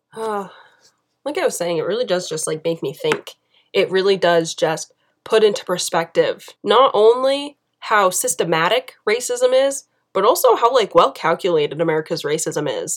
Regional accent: United States; being an American

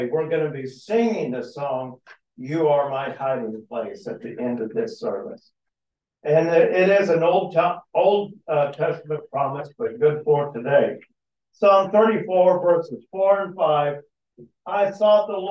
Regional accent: Texas, United States; I grew up in Texas

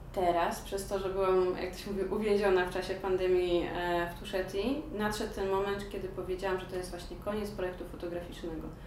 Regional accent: Poland; moved away; also born or lived in Georgia / England; jestem z Polski

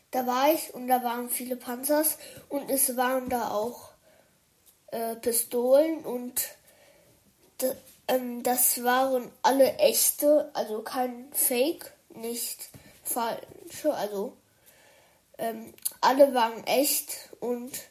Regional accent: China; und dann sind wir von Dubai nach China geflogen, weil China ist mein Heimatland. Ich glaube, ihr hättet das nicht gedacht, aber das ist wirklich mein Heimatland.

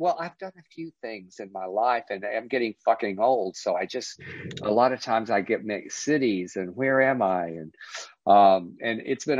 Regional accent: Texas, United States; moved away; why'd you leave Texas? You write about Texas, you embrace Texas. And I go, yeah, well, it's a great place to be

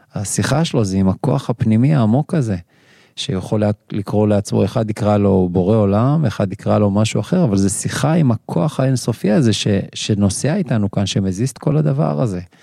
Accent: Kiryat Gat, Southern District, Israel; moved away as an adult; also born or lived in Ashdod; אני מכאן. נכון. נכון שבאתי מרחוק, ונכון שמיד אחרי סיום הצבא, 26 שנה, אשדוד, אה, אבל נולדתי בקריית גת

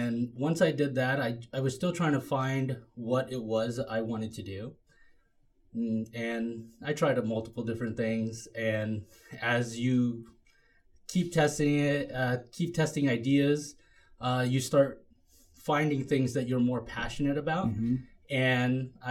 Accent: Washington, United States; also born or lived in Philippines; we ended up here in Washington. Afterwards, I ended up going to high school here in Franklin

